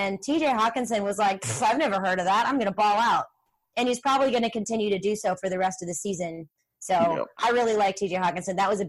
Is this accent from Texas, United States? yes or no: no; St. Louis, Missouri, United States; I am from St. Louis.